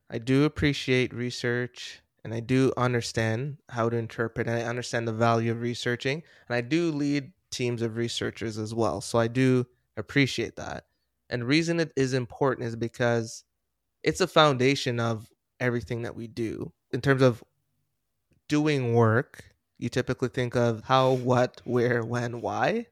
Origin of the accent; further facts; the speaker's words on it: Jamaica; I was born in Jamaica